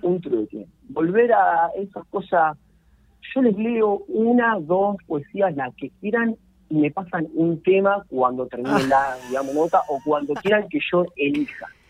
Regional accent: Arrecifes, Buenos Aires Province, Argentina; now in Rosario, Argentina; mi pueblo, Arrecife, yo vengo allá de los pagos del noroeste de la provincia de Buenos Aires, Arrecife

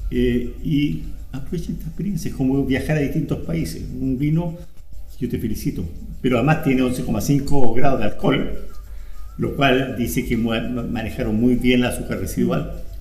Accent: Chile; nosotros, como chilenos

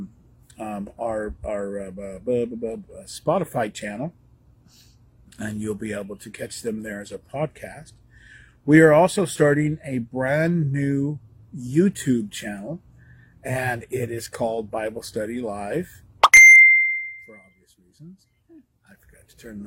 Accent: Northern California, United States; I grew up in Northern California

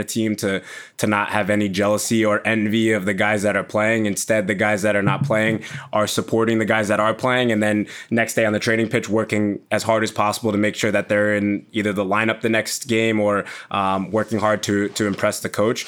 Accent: United States; first language English; also born or lived in New York / Leipzig; now in Leeds, United Kingdom; growing up and obviously playing football in America

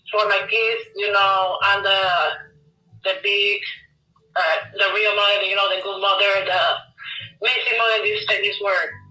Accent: Bayamón, Puerto Rico; moved away as an adult; now in Florida, United States; I'm from Puerto Rico. I live in Florida. Um, I'm here for 14 years.

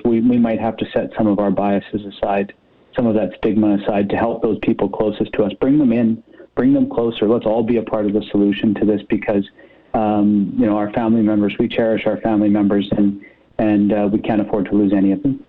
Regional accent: British Columbia, Canada; we as British Columbians

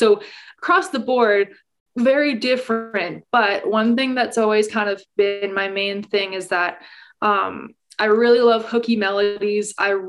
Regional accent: Calgary, Alberta, Canada; So I am a pop country singer-songwriter from Calgary, Alberta. I am born and raised in Calgary, and I have kind of been performing all throughout Alberta for the last like 5 or 6 years.

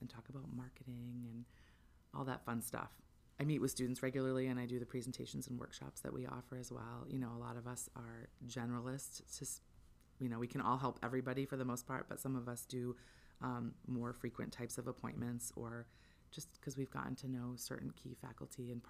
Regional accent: Southern Maine, United States; also born or lived in Orono, Maine / Eddington, Maine; I grew up in Southern Maine, and I left to go to college and had some different work experiences. And then about 10 years later, I was grateful to have the opportunity to move back to Maine

